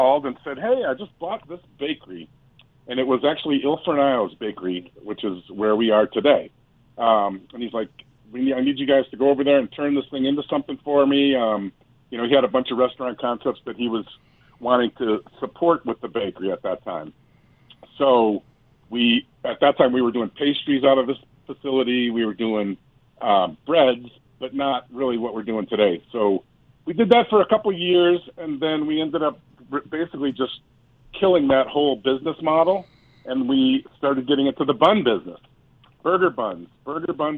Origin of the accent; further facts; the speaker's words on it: Detroit, Michigan, United States; moved away as an adult; also born or lived in Vail, Colorado; now in Denver, United States; I grew up in Detroit, suburbia, in a band and washing dishes in high school.